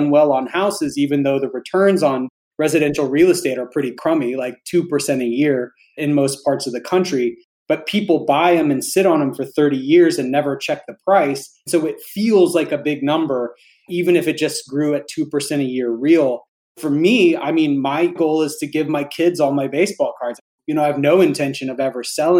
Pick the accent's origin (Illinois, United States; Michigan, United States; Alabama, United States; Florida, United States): Alabama, United States; I grew up poor in Alabama